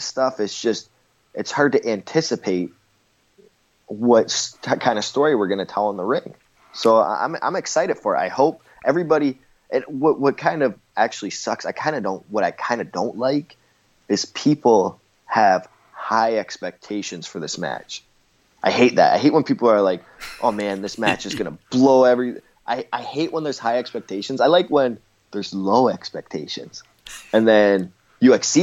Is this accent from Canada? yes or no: yes; Canada; I'm Canadian